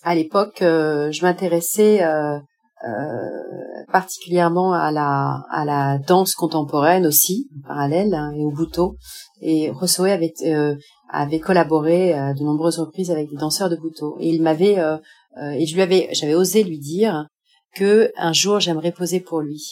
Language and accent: French; France; moved away as an adult; also born or lived in Paris / Japan / Cambodia / North Korea; now in Tunisia; je suis française